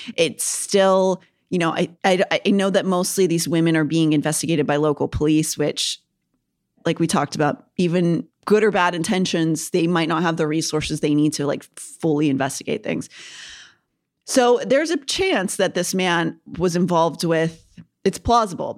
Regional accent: Kennywood, Pennsylvania, United States; my hometown has one called Kennywood

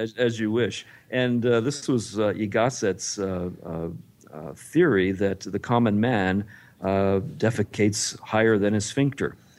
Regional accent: Texas, United States; I grew up in Texas

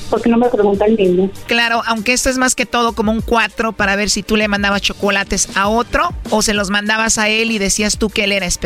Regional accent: Colombia; yo soy colombiano.

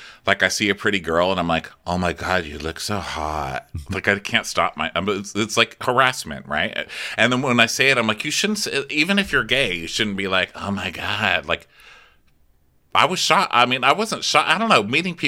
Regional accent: El Paso, Texas, United States; I'm from El Paso, Texas, okay? I know my chili.

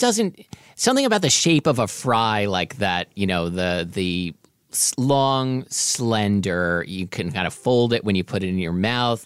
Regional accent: Portland, Oregon, United States; There was this place in my neighborhood when I was growing up in Portland, Oregon

